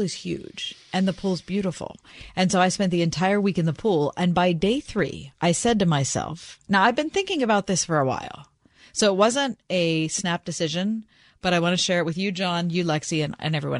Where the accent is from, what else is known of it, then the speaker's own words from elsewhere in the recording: Pittsburgh, Pennsylvania, United States; also born or lived in Chautauqua Lake, New York; I grew up here in Pittsburgh, Three Rivers, you might know, and also at Chautauqua Lake in New York, southwestern New York